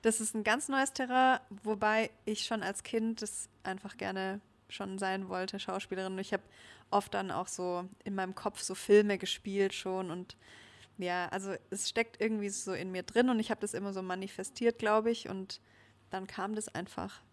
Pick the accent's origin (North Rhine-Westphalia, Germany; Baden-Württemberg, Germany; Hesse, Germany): Baden-Württemberg, Germany; Stuttgart; deswegen hat es mich auch noch nie aus Stuttgart so wirklich weiter weggezogen, weil ich das, ja, es ist meine Heimat